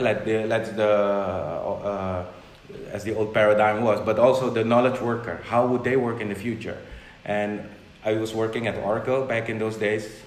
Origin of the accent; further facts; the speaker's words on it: Suriname; first language Dutch; English is a second language; moved away as an adult; also born or lived in Netherlands; now in Curaçao; I grew up in Suriname, which is uh, it's in South America